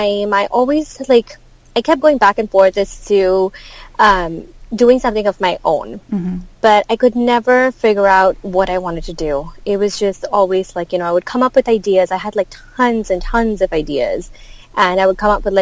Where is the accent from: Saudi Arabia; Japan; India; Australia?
India; moved away as an adult; now in United States; I grew up in India